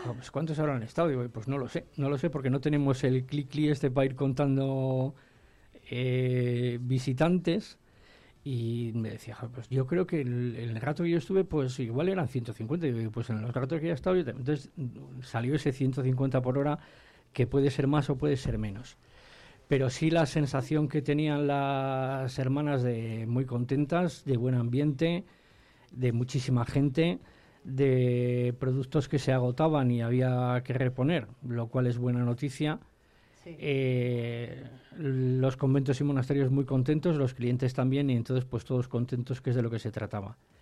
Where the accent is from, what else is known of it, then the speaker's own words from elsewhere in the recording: Ampudia, Castile and León, Spain; aunque seamos de, de Ampudia, sentimos la montaña palentina como algo nuestro